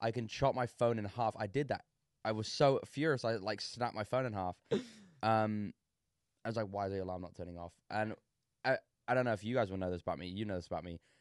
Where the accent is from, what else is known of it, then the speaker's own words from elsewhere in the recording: England, United Kingdom; I'm English.